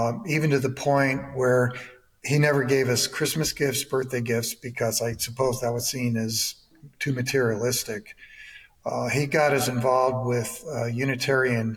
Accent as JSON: {"language": "English", "region": "New York", "country": "United States", "tie": "born or raised there", "also_born_or_lived": "Ohio / Michigan / Georgia", "moved": "as an adult", "said": "I was born in New York, went to Syracuse University in upstate New York"}